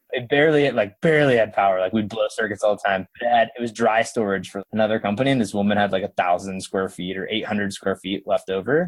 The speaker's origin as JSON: {"language": "English", "region": "Oklahoma", "country": "United States", "tie": "born or raised there", "said": "I grew up in Oklahoma"}